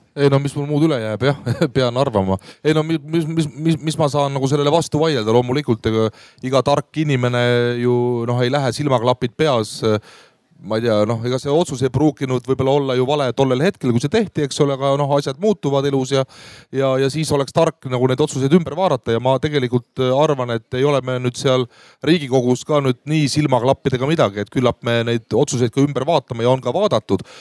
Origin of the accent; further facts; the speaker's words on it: Voose, Harju County, Estonia; ma ise olen Voose külast Harjumaalt Anija vallast